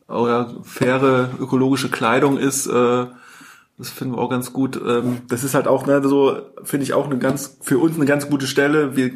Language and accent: German; Hesse, Germany; now in Cologne, Germany; ich komme äh tatsächlich gar nicht aus Köln. Ich bin so wie du nach Köln emigriert. Ich komme aus Hessen, aus Nordhessen. Deswegen habe ich, äh, gut, wie man es nimmt, äh, keinen Akzent